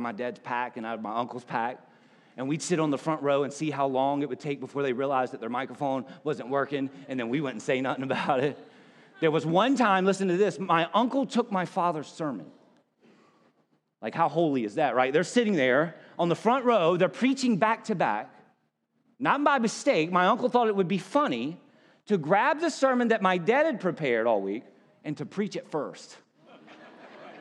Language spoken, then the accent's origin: English; South Carolina, United States; I was a preacher's kid growing up in South Carolina